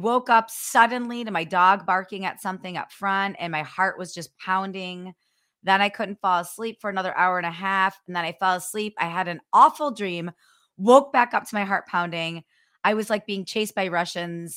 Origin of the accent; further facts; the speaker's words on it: Ohio, United States; I'm from Ohio